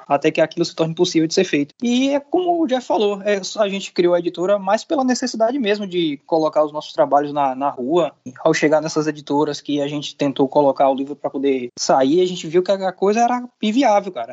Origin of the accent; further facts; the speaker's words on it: Salvador, Bahia, Brazil; sou aqui de Salvador, sou do Nordeste